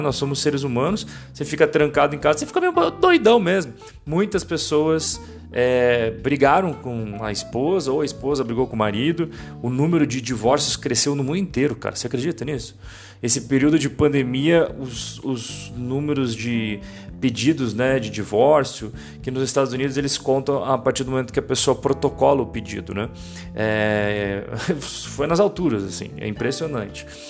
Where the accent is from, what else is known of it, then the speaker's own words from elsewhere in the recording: Brazil; moved away; Nós, como brasileiros, temos uma visão mais apaixonada. Porque a gente morou no Brasil, porque a gente fala português